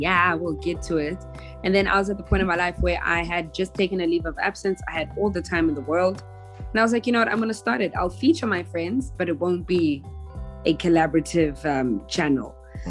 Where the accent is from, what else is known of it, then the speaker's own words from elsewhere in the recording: Johannesburg, Gauteng, South Africa; also born or lived in Durban / Cape Town; I was born in Durban, grew up in Johannesburg, and then came to Cape Town for varsity, and I am now back in Johannesburg.